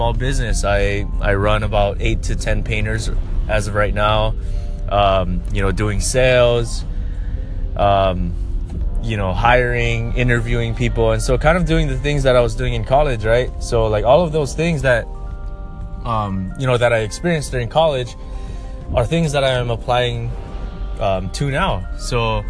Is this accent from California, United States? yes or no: no; Lahaina, Hawaii, United States; moved away as an adult; also born or lived in Eugene, Oregon / Seattle, Washington; I grew up in Lahaina, Maui. I was born and raised there